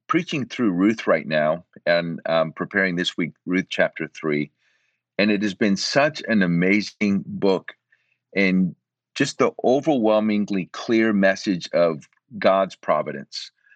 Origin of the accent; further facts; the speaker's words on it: Central Florida, United States; moved away as an adult; also born or lived in Puerto Rico; now in Austin, United States; I'm originally from Puerto Rico. And at eight years of age, we moved from Puerto Rico to Central Florida